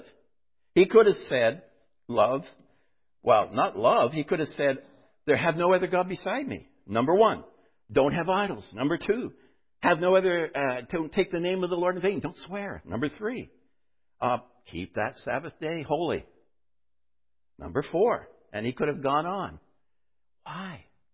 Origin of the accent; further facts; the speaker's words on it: North Bay, Ontario, Canada; When we were growing up in North Bay, by the way, we went to a little school, which was school in the afternoon.